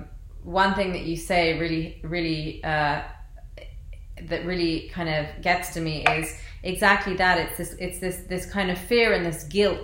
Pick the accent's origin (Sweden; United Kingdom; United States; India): United Kingdom; London; I was born and raised in London, England, and my parents are from Iraq